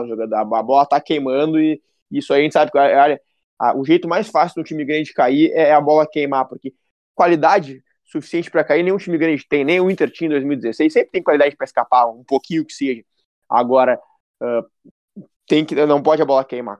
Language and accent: Portuguese; Brazil; eu descobri que eu sou brasileiro